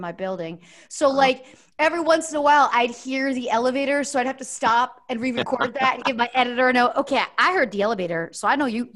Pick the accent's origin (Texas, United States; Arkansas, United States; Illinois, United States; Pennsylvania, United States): Pennsylvania, United States; Easton; moved away; There's now a dollar toll to enter my hometown.